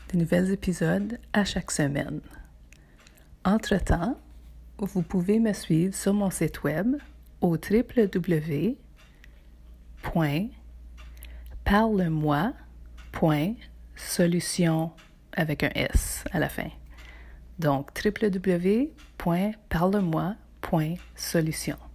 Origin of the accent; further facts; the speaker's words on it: Ontario, Canada; also born or lived in Toronto / Windsor / Montreal / Ottawa; Bon, je viens du nord de l'Ontario, plus spécifiquement du Témiscamingue. J'ai habité à Toronto, à Windsor, à Montréal, à Ottawa et à Saint-Jean-Terre-Neuve.